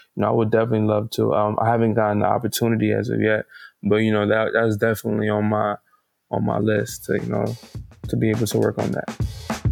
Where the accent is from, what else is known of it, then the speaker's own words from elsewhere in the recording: New York City, New York, United States; born and raised in Brooklyn, New York.